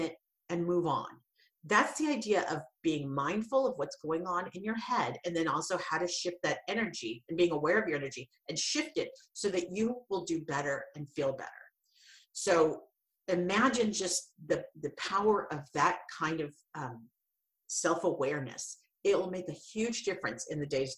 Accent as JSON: {"language": "English", "town": "Santa Cruz", "region": "California", "country": "United States", "said": "I'm from Santa Cruz"}